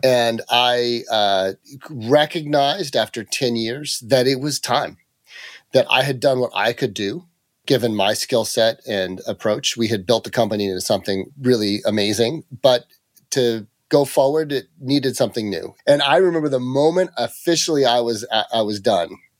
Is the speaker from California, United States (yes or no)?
yes; Mariposa County, rural California, United States; I grew up in, uh, the middle of nowhere in rural California, just outside of Yosemite National Park up in the Sierra Nevada, uh, mountains